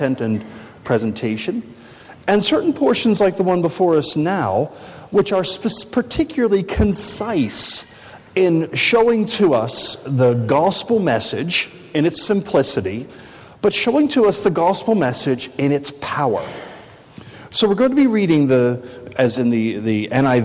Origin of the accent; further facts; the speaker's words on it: United States; I'm from America